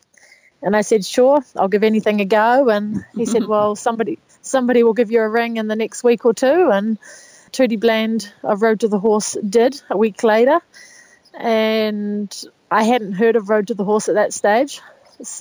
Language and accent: English; New Zealand